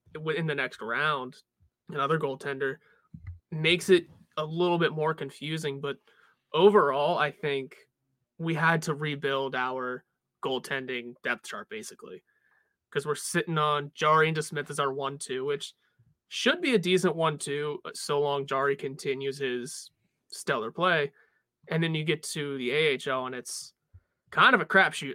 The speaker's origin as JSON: {"language": "English", "town": "Pittsburgh", "region": "Pennsylvania", "country": "United States", "said": "we're from Pittsburgh"}